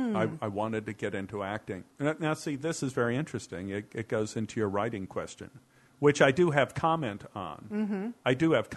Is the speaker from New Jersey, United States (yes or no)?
no; Dallas, Texas, United States; now in Los Angeles, United States; I came out from Dallas, Texas